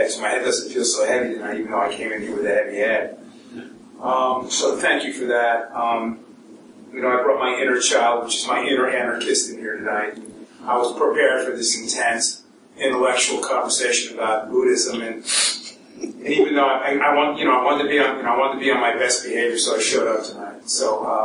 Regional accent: New York City, New York, United States; I grew up in the South Bronx with an Irish father

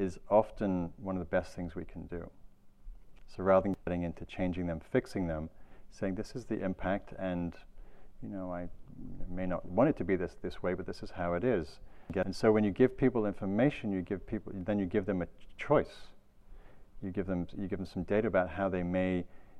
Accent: England, United Kingdom; now in California, United States; I'm from England.

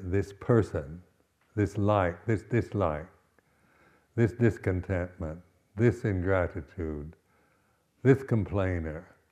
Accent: West Coast of the United States, United States; moved away as an adult; also born or lived in Berkeley, United States / Malaysia / Thailand / India; now in England; I'm from the West Coast of the United States

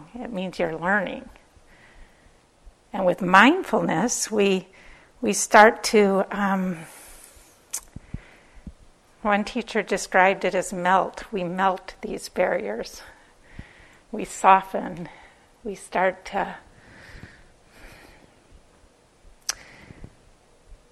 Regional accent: Minnesota, United States; accent: Minnesotan; I'm from Minnesota

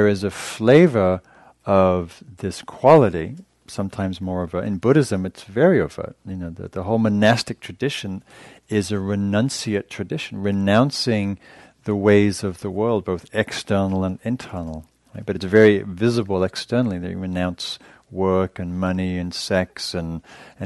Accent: England, United Kingdom; I'm English

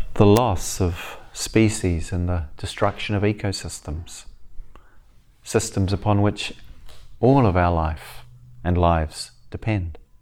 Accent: the deep south of New Zealand, South Island, New Zealand; moved away; I grew up in New Zealand as a kinda, a weird kid from a strange background

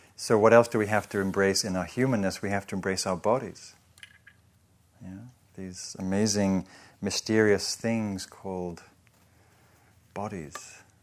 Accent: England, United Kingdom

